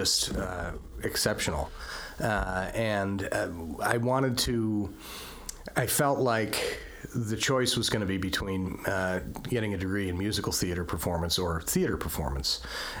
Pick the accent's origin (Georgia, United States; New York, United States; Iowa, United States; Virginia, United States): New York, United States; Snyder; also born or lived in Amherst, New York / Ann Arbor, Michigan; I'm from Snyder, if we're being exact about it.